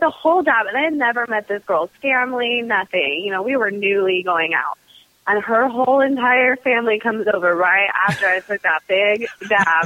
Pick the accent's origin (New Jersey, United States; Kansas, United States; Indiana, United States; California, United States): California, United States; Southern; I grew up in Southern California